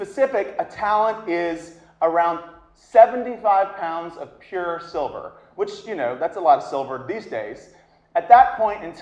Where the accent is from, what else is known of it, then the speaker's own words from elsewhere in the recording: the South, United States; I'm from the South, I say oil.